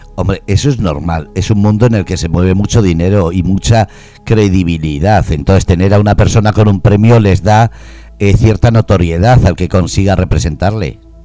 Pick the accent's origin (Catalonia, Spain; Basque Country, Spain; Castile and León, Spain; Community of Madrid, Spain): Basque Country, Spain; Bermeo, Biscay; now in Murcia, Spain; Yo soy de Hermoa, Vizcaya